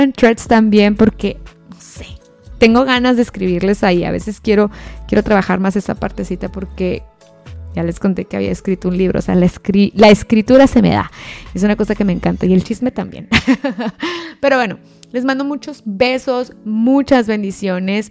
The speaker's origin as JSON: {"language": "Spanish", "town": "Ciudad Juárez", "region": "Chihuahua", "country": "Mexico", "moved": "yes", "said": "la misma ciudad donde yo soy, de Ciudad Juárez, Chihuahua"}